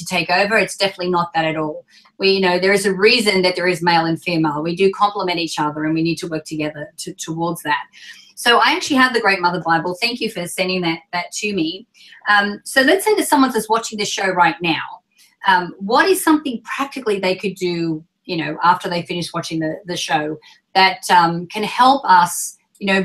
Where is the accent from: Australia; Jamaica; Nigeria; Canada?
Australia; moved away; I'm Australian